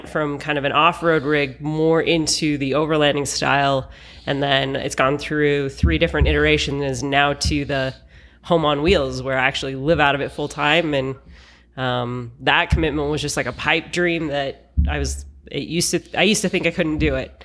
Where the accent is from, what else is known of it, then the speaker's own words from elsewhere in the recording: Salt Lake City, Utah, United States; moved away as an adult; I am from Salt Lake City, Utah, but have been living on the road now for just over a year.